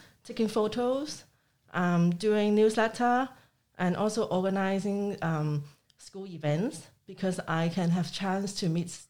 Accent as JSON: {"language": "English", "country": "Hong Kong", "said": "I'm from Hong Kong."}